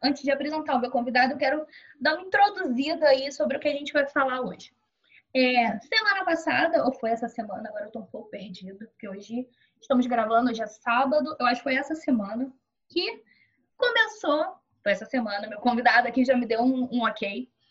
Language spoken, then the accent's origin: Portuguese; Duque de Caxias, Rio de Janeiro, Brazil; eu sou de Duque de Caxias, Rio de Janeiro